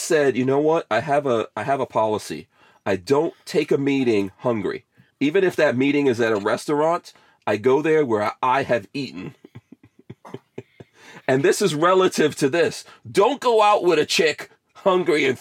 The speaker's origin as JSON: {"language": "English", "country": "Guyana", "moved": "yes", "lives_now": "Florida, United States", "said": "I'm from Guyana"}